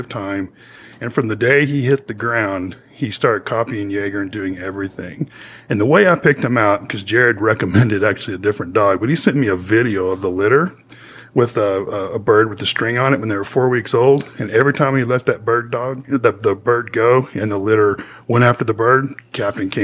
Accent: West Texas, United States; I grew up in West Texas

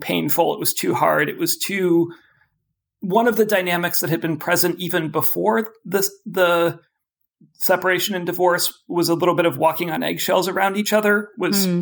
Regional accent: Oakland, California, United States; I grew up in Oakland, California

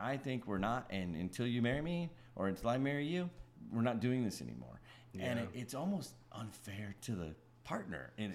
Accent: the North, United States; moved away; we're both from the North

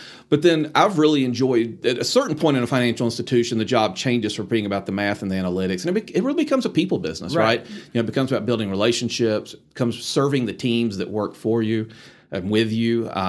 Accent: Columbia, South Carolina, United States; moved away as an adult; now in Atlanta, United States; So Columbia, South Carolina was home for me. And that's where I was born and raised.

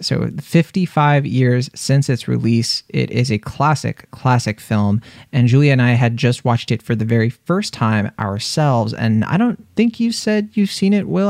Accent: East Coast, United States; I'm from the East Coast

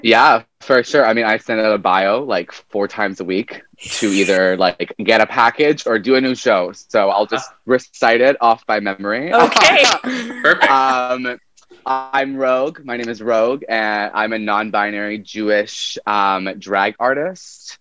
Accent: Vancouver, British Columbia, Canada; So born and raised in Vancouver

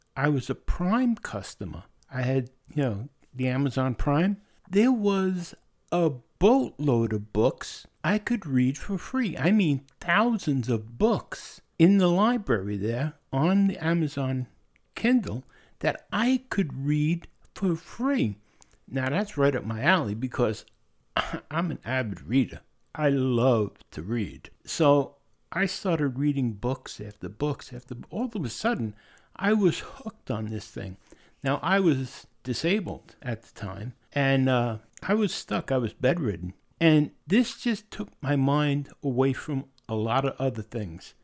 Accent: New York, United States; moved away; also born or lived in Pennsylvania / Anderson, South Carolina; I was born and raised in New York

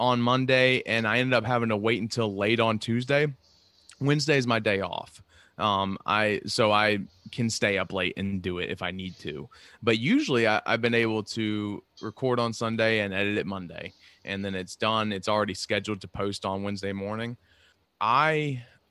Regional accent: North Carolina, United States; now in Long Island, United States; I'm from North Carolina, but I live on Long Island.

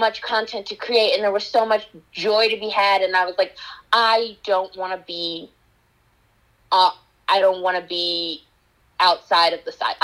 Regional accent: Kansas City, Missouri, United States; I grew up in Kansas City

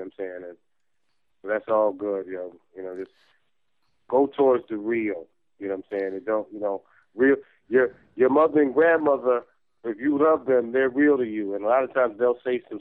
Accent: New York, United States; I'm from New York

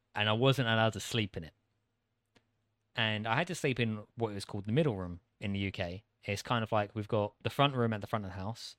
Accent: United Kingdom; accent: British; moved away; An average Brit

